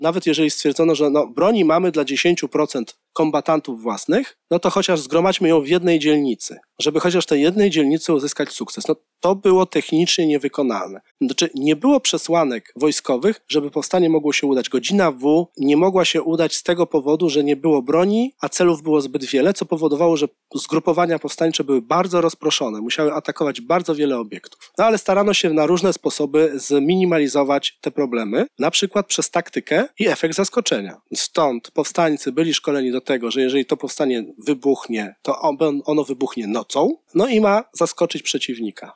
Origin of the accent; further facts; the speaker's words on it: Warsaw, Masovian Voivodeship, Poland; jako warszawiak pochodzący z dzielnicy Praga ówczesnej